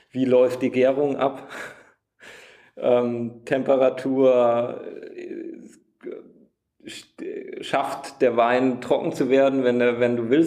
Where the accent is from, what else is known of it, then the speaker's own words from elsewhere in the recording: Wachenheim, Rhineland-Palatinate, Germany; ich komme aus Wachenheim, da sieht man halt auch öfter mal einen Traktor und drumherum